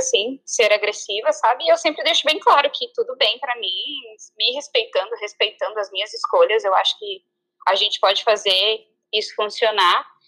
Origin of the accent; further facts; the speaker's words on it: Santa Catarina, Brazil; now in United States; sou de Santa Catarina, no Brasil